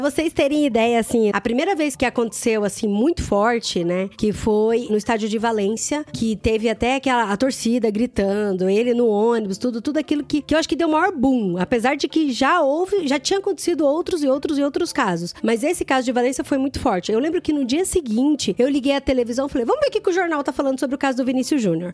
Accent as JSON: {"language": "Portuguese", "region": "Mato Grosso do Sul", "country": "Brazil", "tie": "born or raised there", "said": "Eu nasci e cresci no Mato Grosso do Sul"}